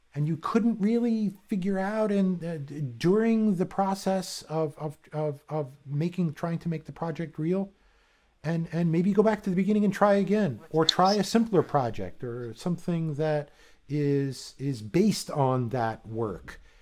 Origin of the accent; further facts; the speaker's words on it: East Coast, United States; moved away as an adult; also born or lived in Arizona / Japan; I grew up on the East Coast